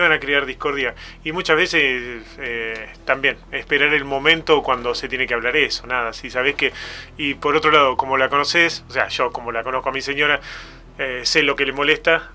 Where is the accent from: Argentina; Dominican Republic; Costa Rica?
Argentina; Olavarría, Buenos Aires Province; moved away as an adult; now in Tandil, Argentina; cuando nos vinimos a vivir a Tandil, nosotros somos de Olavarría